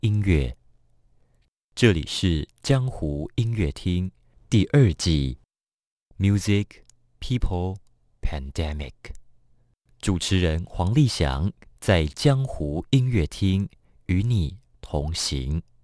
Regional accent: Taiwan; moved away as an adult; now in New York, United States; 我也不是一个从小就出生在客家庄的小孩嘛

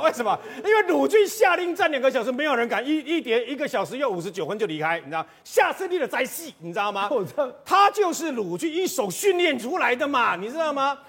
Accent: Chiayi, Taiwan; 我们嘉义人

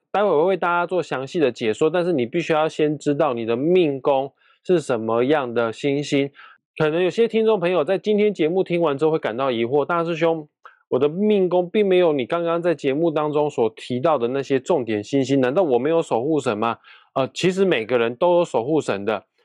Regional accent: Kaohsiung, Taiwan; 因为我是高雄人啊，高雄莲池潭的龙虎塔对面就是保生大帝庙，只要凡是我家人哦，有身体健康的问题的话，我一定会去莲池潭对面那间保生大帝庙去拜拜哦，那个地方我很熟啊

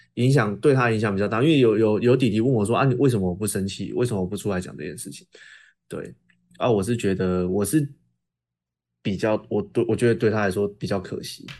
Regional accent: Tainan, Taiwan; 台南，我的故乡

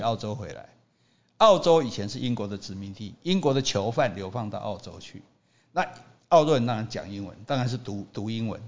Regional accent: Taiwan; 我们台湾人就是中国人的后代嘛

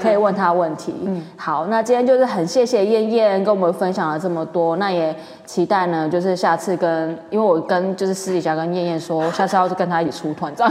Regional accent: Kaohsiung, Taiwan; now in Taipei, Taiwan; 我是高雄人

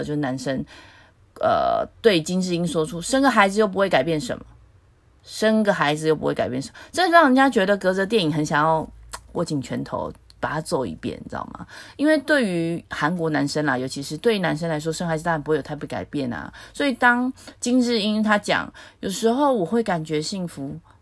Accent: Taiwan; 我在自由民主的台湾出生

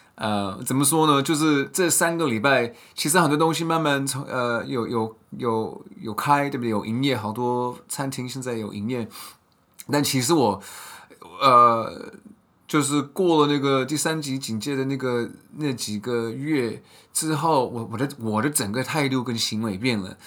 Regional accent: United States; moved away; 我们在美国出生的人

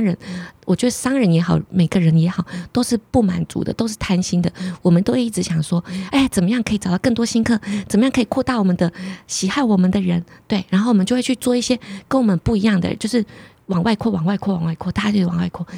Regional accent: Pingtung, Pingtung County, Taiwan; 我是屏东人嘛

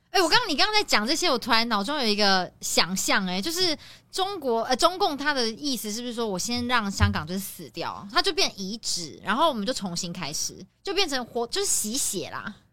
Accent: Taiwan; 作为台湾人

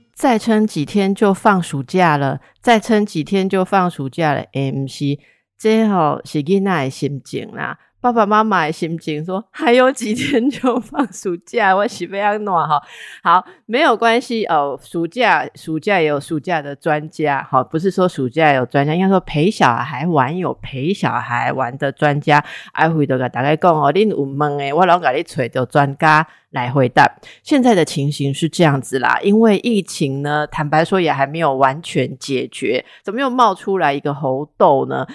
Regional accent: Taipei, Taiwan; 那是我的故乡啦哈。我当小孩的时候，大概一个礼拜有五次吧会吃圆环的东西

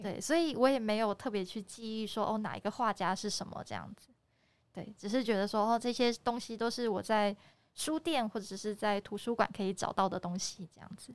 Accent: Keelung, Taiwan; 我小的时候是在基隆出生的

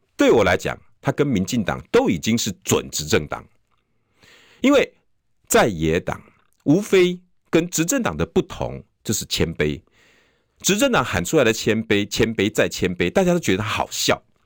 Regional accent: Taiwan; 我们台湾人

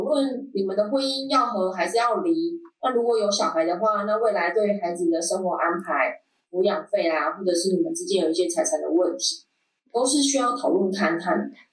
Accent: Taiwan; 我们台湾人

